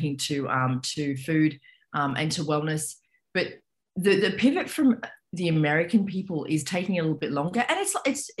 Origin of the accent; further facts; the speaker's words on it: Australia; moved away as an adult; now in New York, United States; I am by descent, I'm Australian. So I grew up in Australia